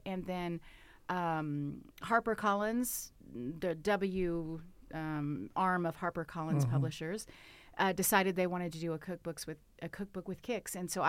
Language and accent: English; Southern United States, United States; I grew up in the South, and if you are from the South or know anything about Southern culture, food is the centerpiece. So I had a Southern granny